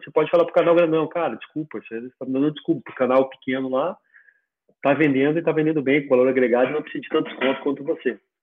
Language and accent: Portuguese; Bagé, Rio Grande do Sul, Brazil; moved away as an adult; also born or lived in Florianópolis; now in Curitiba, Brazil; eu sou natural de Bagé, do interior do Rio Grande do Sul